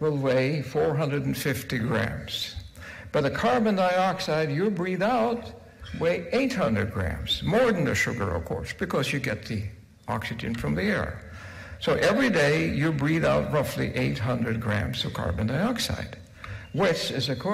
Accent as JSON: {"language": "English", "country": "Norway", "said": "I'm from Norway"}